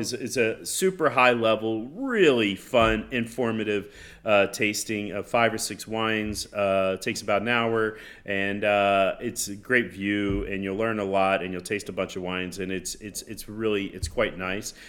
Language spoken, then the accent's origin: English; Florida, United States; growing up in Florida, my grandfather